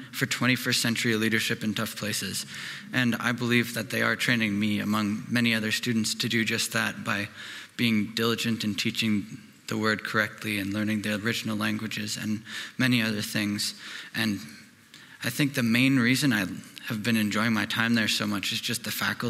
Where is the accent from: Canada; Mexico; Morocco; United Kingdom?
Canada; Cochrane, Alberta; I'm from Cochrane.